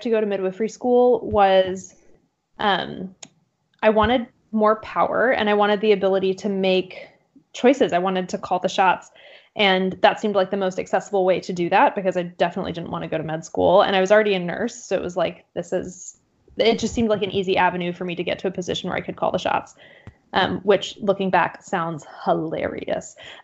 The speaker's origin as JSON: {"language": "English", "region": "Central Texas", "country": "United States", "tie": "born or raised there", "also_born_or_lived": "Austin, Texas / Atlanta, Georgia", "moved": "as an adult", "lives_now": "Portland, United States", "said": "I'm not originally from Portland. I've lived kind of all over, but I grew up in Central Texas"}